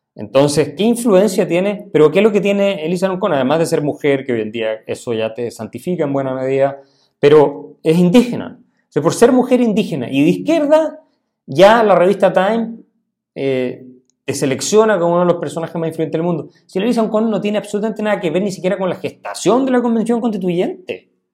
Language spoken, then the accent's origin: Spanish; Chile; los que somos de origen alemán en Chile llegamos mucho después de la independencia. Mi familia, por ejemplo.